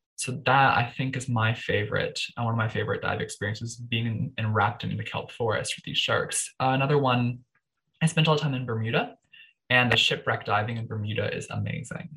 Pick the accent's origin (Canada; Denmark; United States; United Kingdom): Canada; Toronto, Ontario; I was born in Toronto.